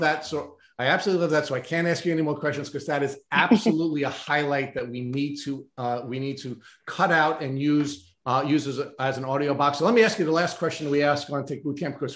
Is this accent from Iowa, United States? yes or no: no; New York, United States; I went from being a New Yorker